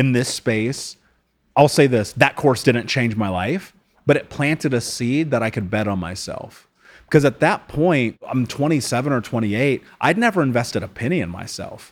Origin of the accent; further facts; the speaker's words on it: United States; I grew up in America